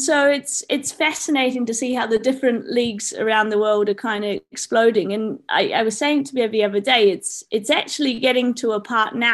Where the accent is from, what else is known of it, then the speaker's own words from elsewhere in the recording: New Zealand; moved away; I'm a Kiwi